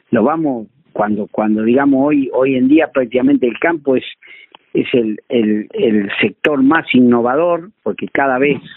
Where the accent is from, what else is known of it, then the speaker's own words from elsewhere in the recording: Villa Iris, Buenos Aires, Argentina; este problema de que la cabecera de partido es Puan, el pueblo con más habitantes de Argueira, y yo soy de Villaíri.